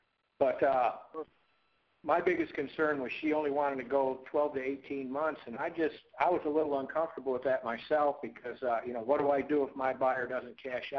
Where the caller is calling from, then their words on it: Texas, United States; I'm in Texas, Scott.